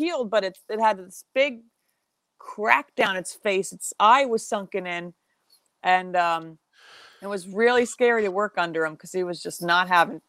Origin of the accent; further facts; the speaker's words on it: Southold, New York, United States; where I'm from Southfield, we had some pretty good restaurants.